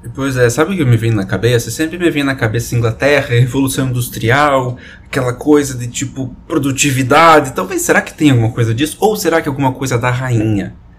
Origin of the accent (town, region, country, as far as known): Brazil